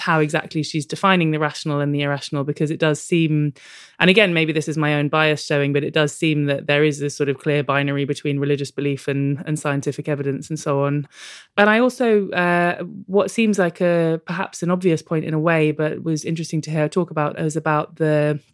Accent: London, United Kingdom; I grew up in London. I live in Tottenham now, actually, and I grew up in Kilburn.

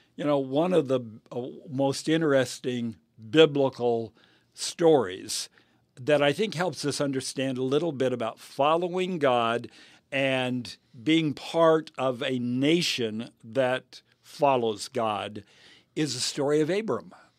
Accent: United States; I am an American and I'm proud of America

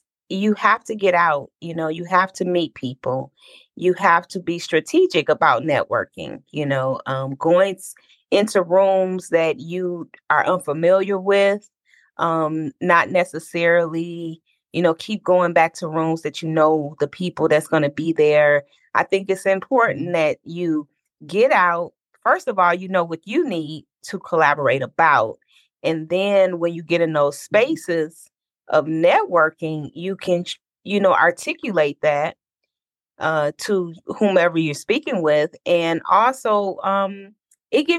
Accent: Detroit, Michigan, United States; now in Atlanta, United States; I'm from Detroit. I live right now in Atlanta

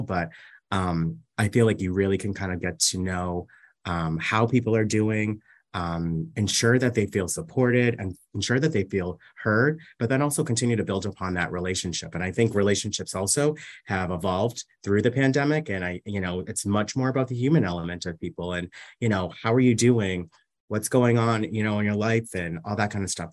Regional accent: Massachusetts, United States; moved away as an adult; now in New York City, United States; I was raised in Massachusetts, and I spent the majority of my life in Massachusetts

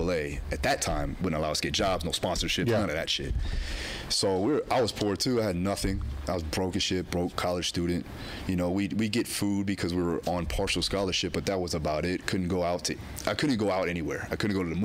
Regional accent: South Florida, United States; moved away as an adult; also born or lived in Alabama; When I left Florida and went to Alabama, a culture shock occurred because, like, I'm coming from South Florida where it's very diverse

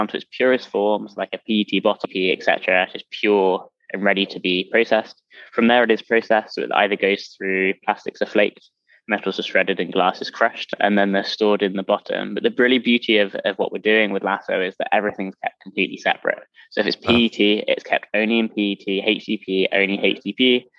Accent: London, United Kingdom; now in United States; Originally from London. Yeah, I don't quite merge with the American. Although apparently it's softened over time as I've been in the US, but who knows?

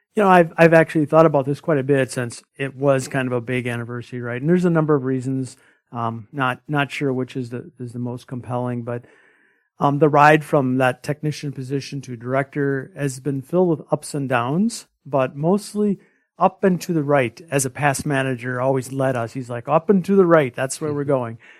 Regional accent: small rural town near Winona, Minnesota, United States; a homebody from a small rural town. uh, less than a thousand people

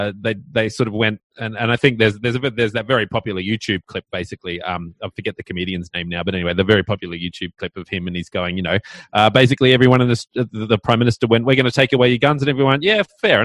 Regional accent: Australia; I'm an Australian.

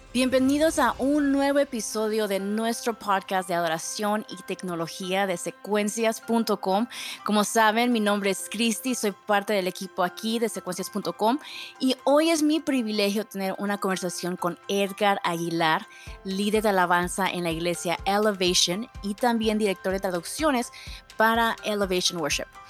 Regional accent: Mexico; now in Austin, United States; como mexicana

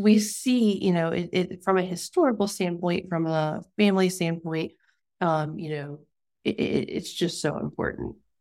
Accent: Mobile County, Alabama, United States; moved away; we're from Mobile County and, like, on the Gulf. But I grew up a little further north than his family

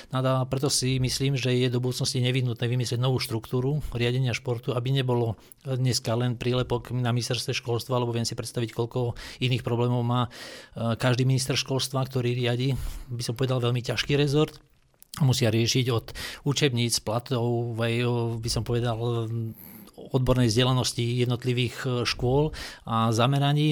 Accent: Dolný Kubín, Žilina Region, Slovakia; moved away; vyrastal som v Dolnom Kubíne

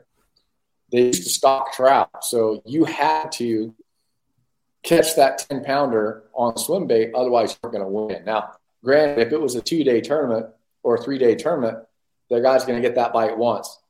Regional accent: Southern California, United States; I grew up in Southern California where the small, you know, reservoirs that were tough fishing

